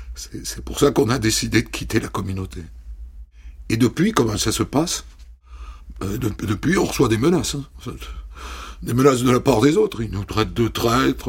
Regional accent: Agen, Nouvelle-Aquitaine, France; moved away as an adult; also born or lived in Ariège; on est d'Agen

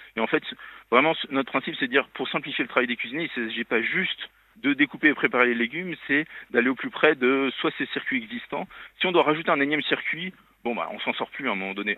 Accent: Lyon, Auvergne-Rhône-Alpes, France; je suis lyonnais

